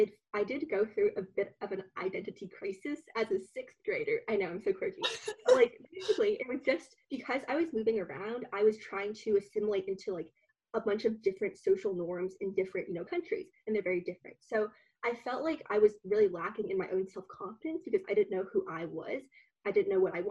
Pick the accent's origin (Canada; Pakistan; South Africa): Canada; Vancouver, British Columbia; moved away as an adult; also born or lived in Beijing, China; now in Toronto, Canada; So I grew up in Vancouver, actually. That's where I call my hometown, because I was in Vancouver for, like, the better part of my life, basically.